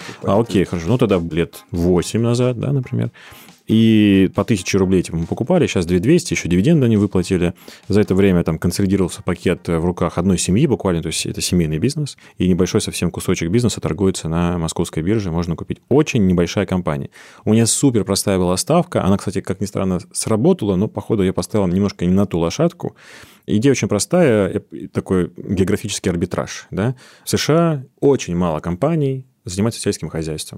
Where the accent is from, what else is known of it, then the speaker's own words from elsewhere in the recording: Chernozemye, Central Black Earth Region, Russia; Я сам из Черноземья